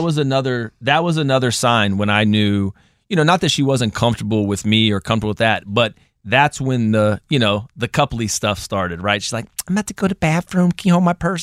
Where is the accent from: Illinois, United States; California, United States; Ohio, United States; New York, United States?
Ohio, United States; Columbus; now in Virginia, United States; I'm from Columbus, so done that drive hundreds of times